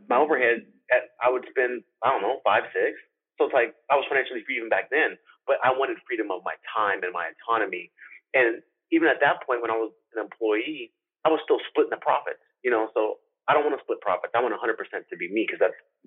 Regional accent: Arizona, United States; I was born in Arizona

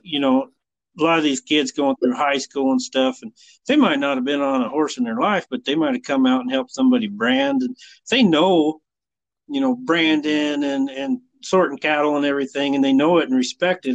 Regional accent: Burwell, Nebraska, United States; now in Broadus, United States; when I grew up in Burwell, Nebraska is where I grew up.

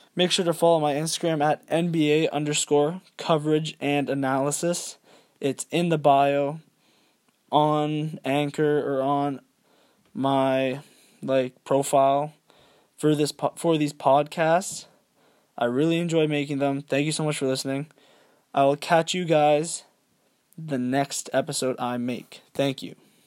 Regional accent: Canada; I am Canadian.

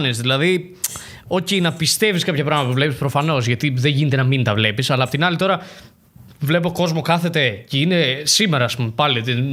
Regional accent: Denmark; Παίζαμε αυτή την κάρτα, δηλαδή, επειδή είμαι από Δανία.

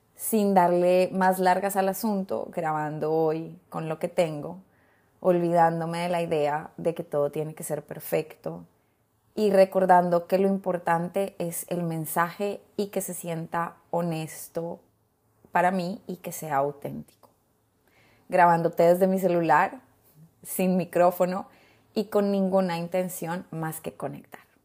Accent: Colombia; moved away as an adult; now in Honduras; Yo soy colombiana, hace 14 años ya vivo en Honduras

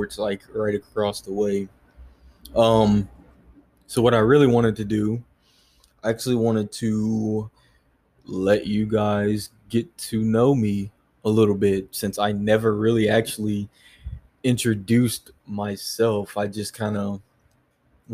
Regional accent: San Diego, California, United States; now in Hawaii, United States; I am originally from San Diego. Yeah. So, Cali kid, right?

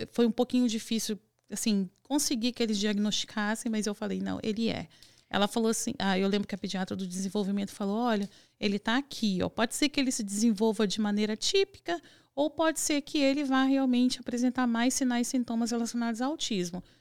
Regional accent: Vitória, Espírito Santo, Brazil; eu sou do Espírito Santo, de Vitória do Espírito Santo.

